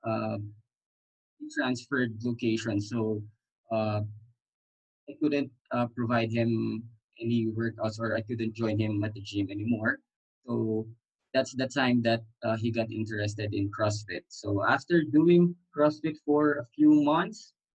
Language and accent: English; Manila, Metro Manila, Philippines; I am from Manila, Philippines, and that is the center of Philippines